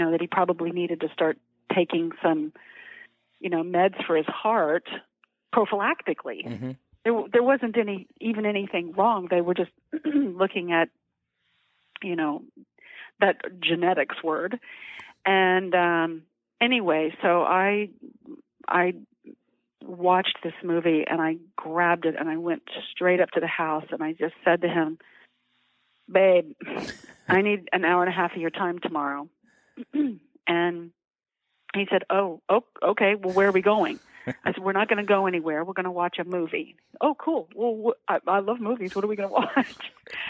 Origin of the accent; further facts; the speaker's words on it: Oklahoma, United States; I grew up in Oklahoma, and we actually grew our own cows and our own pigs